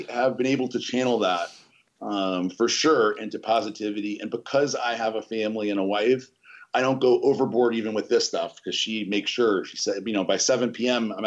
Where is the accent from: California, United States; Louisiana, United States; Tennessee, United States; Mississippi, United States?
Louisiana, United States; Metairie; I grew up in Metairie, Louisiana, outside of New Orleans